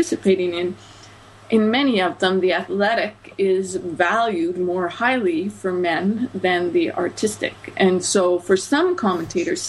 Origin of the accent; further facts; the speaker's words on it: Canada; my own perspective as a Canadian